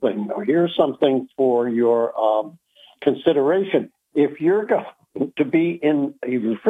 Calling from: Binghamton, New York, United States; I'm calling from Binghamton, New York.

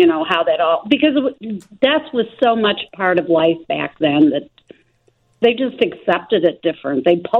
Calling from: El Paso, Illinois, United States; El Paso, Illinois.

